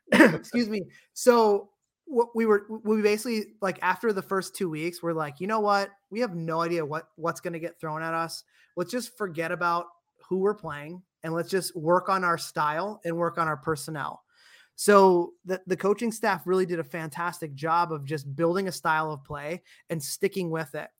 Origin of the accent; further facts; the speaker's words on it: Dayton, Ohio, United States; I'm an Ohio South guy, I was born in Dayton, grew up there and played soccer there